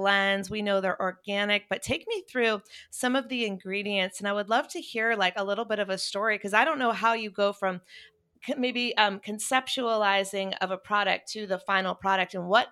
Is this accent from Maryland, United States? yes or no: no; Chapel Hill, North Carolina, United States; I'm from Chapel Hill